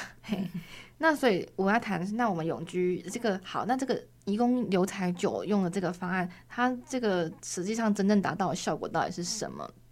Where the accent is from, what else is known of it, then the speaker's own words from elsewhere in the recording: Taiwan; 我们台湾人